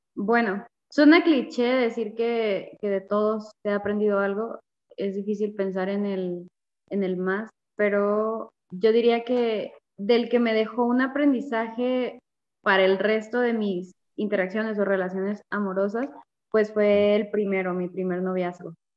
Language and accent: Spanish; Veracruz, Mexico; moved away as an adult; now in Chihuahua, Mexico; soy de Veracruz, del puerto de Veracruz. Actualmente vivo en Chihuahua, tengo tres años y medio viviendo acá